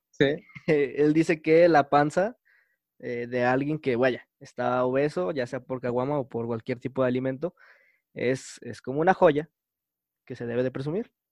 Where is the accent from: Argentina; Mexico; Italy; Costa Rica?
Mexico; Cancún, Quintana Roo; soy de Cancún, estoy en Cancún.